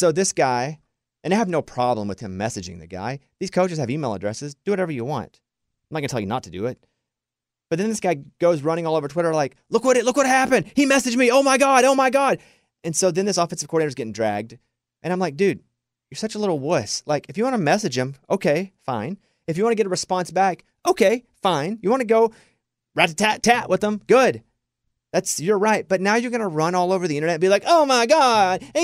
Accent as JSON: {"language": "English", "town": "Mountain Pine", "region": "Arkansas", "country": "United States", "tie": "born or raised there", "moved": "yes", "said": "I grew up in the South and in the woods where everybody could whistle."}